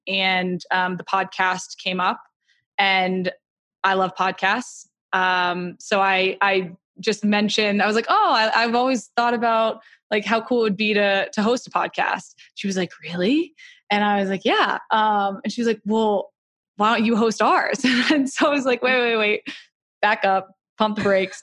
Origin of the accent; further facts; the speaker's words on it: Atlanta, Georgia, United States; I grew up in Atlanta